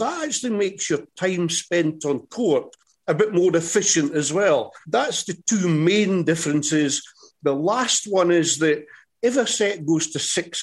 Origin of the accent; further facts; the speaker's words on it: Scotland, United Kingdom; accent: Scottish; I'm Scottish